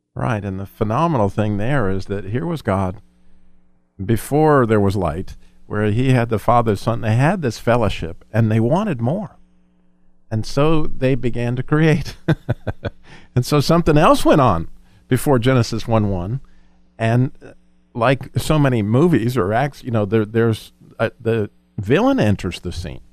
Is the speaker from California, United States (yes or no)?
no; Colorado, United States; We lived, we grew up in Colorado